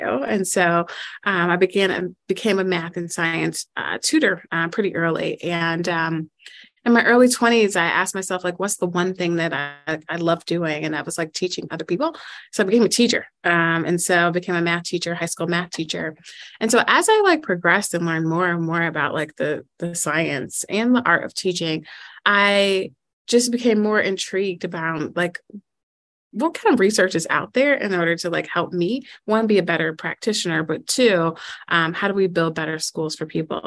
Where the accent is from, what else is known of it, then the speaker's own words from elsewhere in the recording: Chicago, Illinois, United States; moved away as an adult; now in Dallas, United States; I'm originally from Chicago, um, and I taught in Chicago